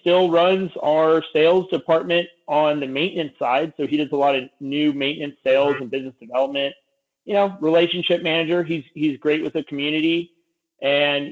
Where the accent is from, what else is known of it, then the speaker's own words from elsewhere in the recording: Santa Cruz, California, United States; I grew up in Santa Cruz, California. I was raised on a ranch out here